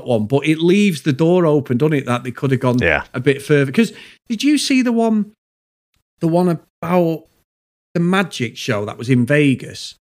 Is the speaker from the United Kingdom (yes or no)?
yes; the north of England, United Kingdom; Now, we're regional. We're from the north, both of us. We sound nothing like Michael Caine